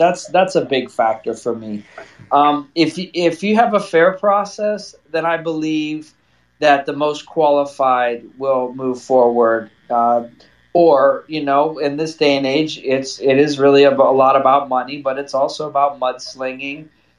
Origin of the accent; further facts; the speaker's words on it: Fort Benning, Georgia, United States; born there; I was born in Fort Benning. My whole family served.